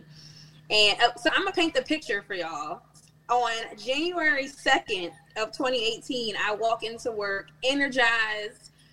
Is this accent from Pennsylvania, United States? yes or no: yes; Philadelphia, Pennsylvania, United States; accent: Philly; I'm born and raised in Germantown. I still live in Germantown